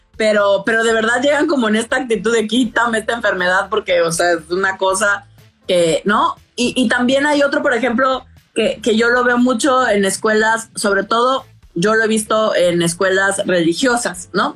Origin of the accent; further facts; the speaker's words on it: Tabasco, Mexico; moved away as an adult; also born or lived in Mexico City; yo crecí en Tabasco, en el sureste de, México